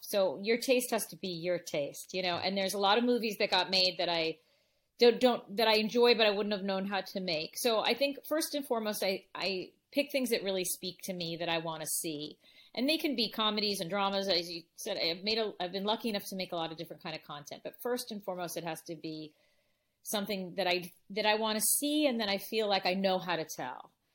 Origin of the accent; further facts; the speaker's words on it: Los Angeles, California, United States; We grew up in the San Fernando Valley in L